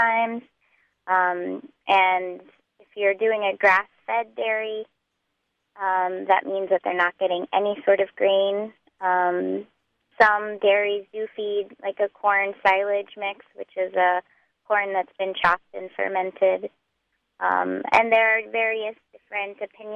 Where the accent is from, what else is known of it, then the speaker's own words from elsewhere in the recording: Texas, United States; moved away as an adult; now in Hudson Valley, United States; I grew up in Texas